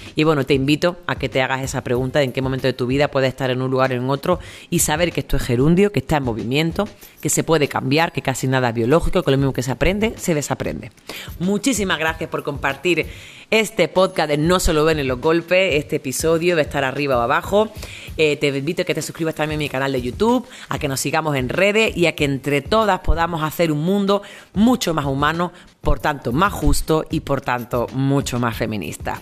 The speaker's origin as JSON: {"language": "Spanish", "country": "Spain", "also_born_or_lived": "El Salvador", "moved": "yes", "said": "tengo el pasaporte europeo, soy española, soy europea"}